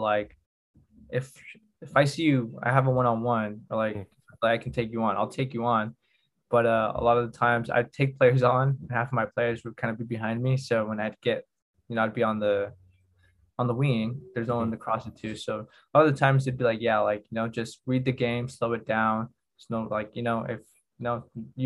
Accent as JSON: {"language": "English", "country": "United States", "also_born_or_lived": "Spain", "moved": "yes", "lives_now": "Madrid, Spain", "said": "as an American player"}